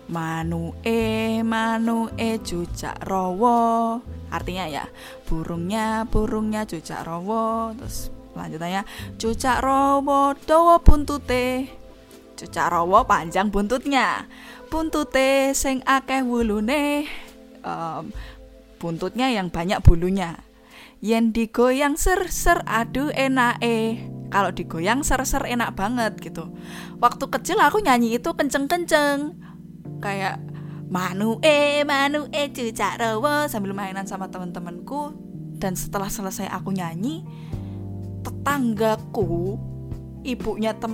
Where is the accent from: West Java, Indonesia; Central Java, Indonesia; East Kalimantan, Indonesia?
Central Java, Indonesia; Surakarta; also born or lived in Yogyakarta; now in Jakarta, Indonesia; Misalnya nih, aku nih kan dari Solo nih, aku kuliah di Jogja. Aku kuliah di Jogja, kemudian aku kerja di Jakarta.